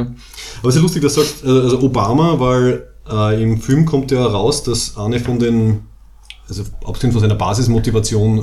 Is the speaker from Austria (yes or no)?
yes; Graz, Styria, Austria; Wir sind beide aus Graz im schönen Österreich.